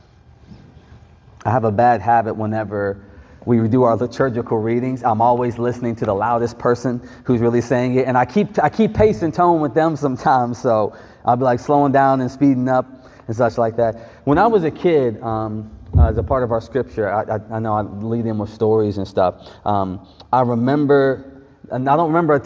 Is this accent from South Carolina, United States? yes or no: yes; Greenville, South Carolina, United States; I grew up in Greenville, South Carolina